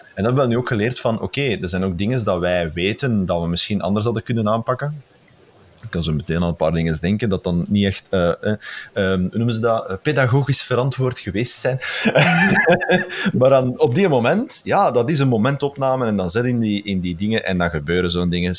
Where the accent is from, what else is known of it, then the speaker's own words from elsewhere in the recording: Flemish Brabant, Belgium; now in Moerzeke, Belgium; ik ben een Brabander